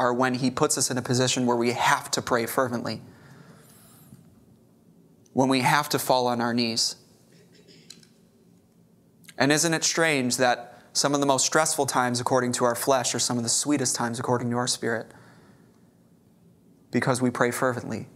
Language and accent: English; Chicago, Illinois, United States; now in Corpus Christi, United States; I grew up in Chicago.